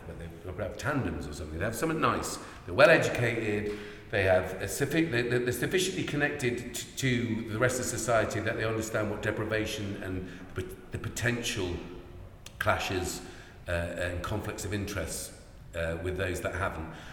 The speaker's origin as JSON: {"language": "English", "country": "Ireland", "moved": "yes", "lives_now": "Chippenham, United Kingdom", "said": "we're Irish immigrant, uh, uh, economic immigrants"}